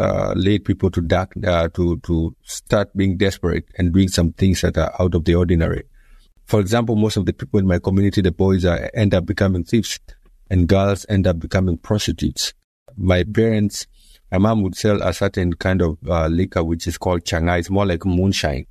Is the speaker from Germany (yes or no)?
no; Nairobi, Kenya; born and raised in Nairobi, Kenya, in a place called Mathare